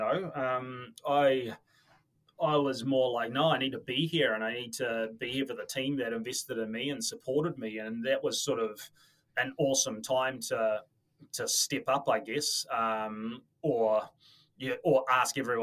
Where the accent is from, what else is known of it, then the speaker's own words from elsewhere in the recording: Auckland, New Zealand; moved away as an adult; also born or lived in Dublin, Ireland; I was born and bred in Auckland